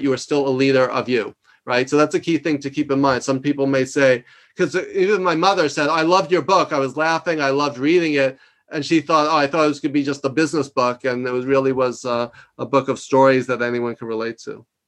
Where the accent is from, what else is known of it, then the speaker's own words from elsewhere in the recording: New York, United States; I'm from New York